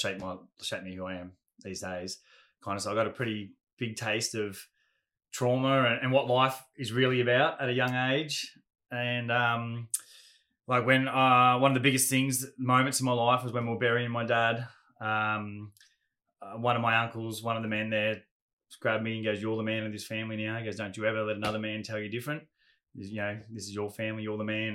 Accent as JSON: {"language": "English", "town": "Gold Coast", "region": "Queensland", "country": "Australia", "tie": "born or raised there", "also_born_or_lived": "Ferntree Gully, Melbourne, Victoria", "said": "we were all young surfers growing up on the Goldie"}